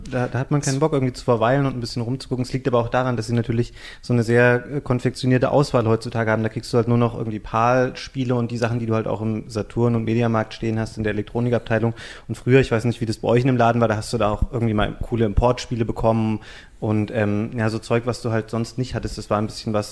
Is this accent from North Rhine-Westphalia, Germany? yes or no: no; Bad Hersfeld, Hesse, Germany; Ich komme ich komm auch aus der Nähe von Kassel.